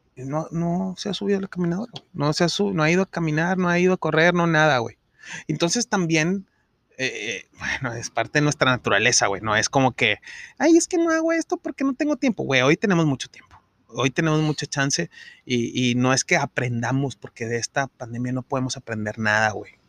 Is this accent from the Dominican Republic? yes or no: no; Monterrey, Nuevo León, Mexico; nosotros como regios